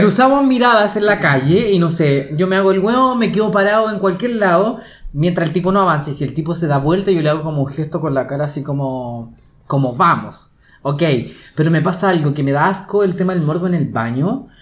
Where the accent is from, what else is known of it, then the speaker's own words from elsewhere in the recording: Chile; también soy chileno